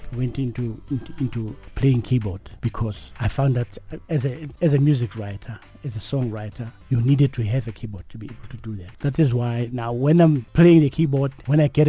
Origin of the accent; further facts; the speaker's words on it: Johannesburg, Gauteng, South Africa; I was born in Alexandra Township